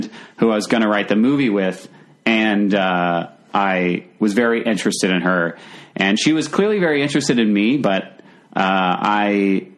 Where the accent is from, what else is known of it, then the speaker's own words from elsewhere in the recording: Virginia Beach, Virginia, United States; also born or lived in Richmond; I grew up in Virginia Beach